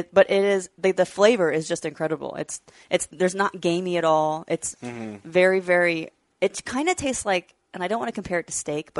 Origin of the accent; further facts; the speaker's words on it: Washington, United States; moved away as an adult; now in Nebraska, United States; I actually have only lived there for 5 years. I'm originally from Washington.